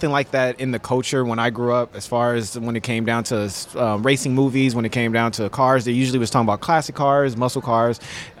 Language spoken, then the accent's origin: English; Los Angeles, California, United States; I'm from South Central Los Angeles.